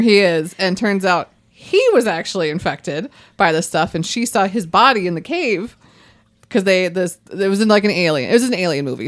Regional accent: White Bear Lake, Minnesota, United States; growing up in White Bear Lake

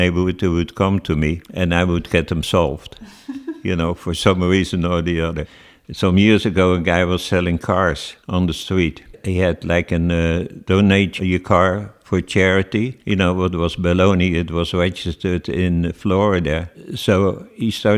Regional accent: Netherlands; now in Los Angeles, United States; I was born in 1942 in the Netherlands during the Second World War.

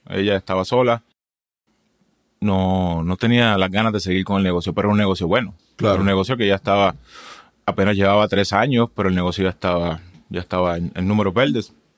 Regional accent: Juncos, Puerto Rico; moved away as an adult; also born or lived in Humacao, Puerto Rico; now in Tucson, United States; Yo nací en Humacao, Humacao, Puerto Rico.

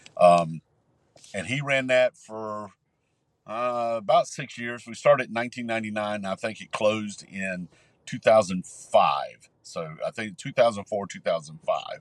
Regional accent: Columbia, South Carolina, United States; I grew up here in Columbia, and we we grew up in a neighborhood called Woodfield Park

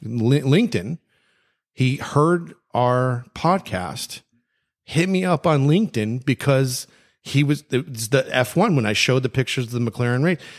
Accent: Hollywood, Florida, United States; growing up in Hollywood

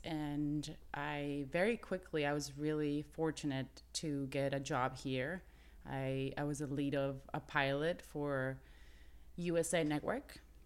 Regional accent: Mexico; moved away as an adult; now in Los Angeles, United States; I'm Mexican-American, but I grew up in Mexico

